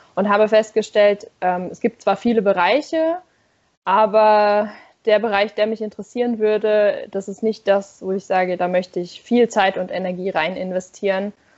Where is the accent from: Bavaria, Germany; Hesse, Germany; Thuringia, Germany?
Hesse, Germany; a village near Darmstadt; moved away; also born or lived in Nürtingen; ich komme da eigentlich auch eher aus dem Dorf da in der Nähe